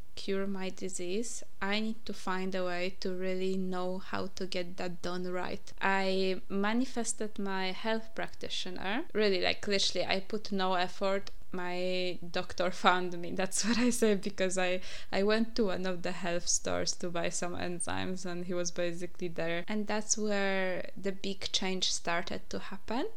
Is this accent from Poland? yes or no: yes; Poland; English is a second language; moved away; I'm from Poland, by the way, if you didn't realize my accent yet.